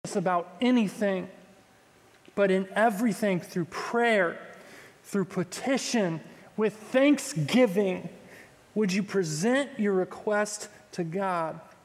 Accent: Texas, United States; I'm from Texas.

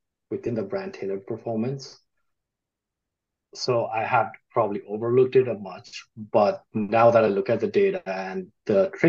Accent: Nepal; moved away as an adult; also born or lived in Louisiana, United States; now in United States; So I grew up in Nepal. I came to the United States to study.

